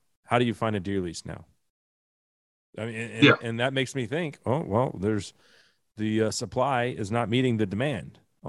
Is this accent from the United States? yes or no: yes; Texas, United States; as a Texan